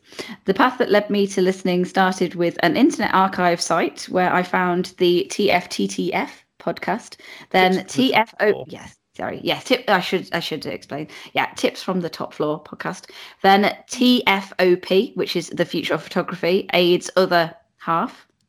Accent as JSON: {"language": "English", "town": "Chiseldon", "region": "South West England", "country": "United Kingdom", "tie": "born or raised there", "also_born_or_lived": "Germany", "said": "Although born on an RAF base in Germany's West pre-war, I grew up in North Wilts, in a little village called Chiseldon, partway between Swindon and Marlborough."}